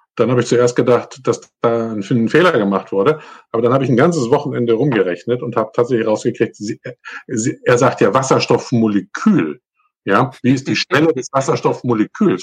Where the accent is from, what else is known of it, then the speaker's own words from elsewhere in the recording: Northern Germany, Germany; moin, moin, sagt man da, wo ich herkomme, nämlich eigentlich aus Norddeutschland